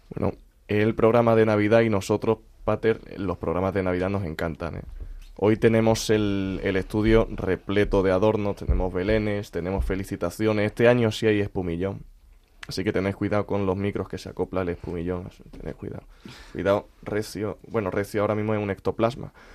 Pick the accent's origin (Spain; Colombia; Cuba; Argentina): Spain; Úbeda, Andalusia; yo soy de Úbeda.